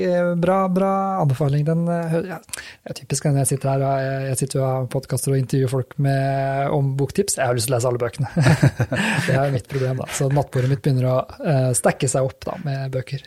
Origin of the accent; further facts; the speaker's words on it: Rakkestad, Eastern Norway, Norway; jeg er jo østlending